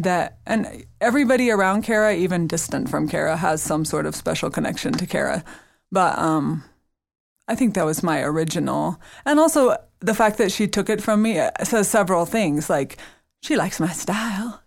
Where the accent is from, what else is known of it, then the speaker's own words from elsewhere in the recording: the South, United States; I'm from the South where all you say is nice things, you only think the mean things